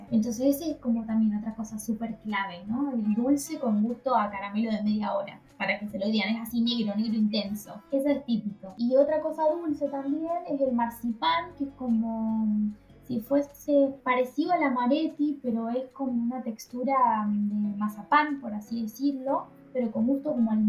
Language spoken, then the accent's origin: Spanish; Argentina; moved away; extraño Argentina, extraño a mi familia, y extraño a mis amigos de Argentina. Eso extraño sí, extraño la comida de Argentina, extraño el país de Argentina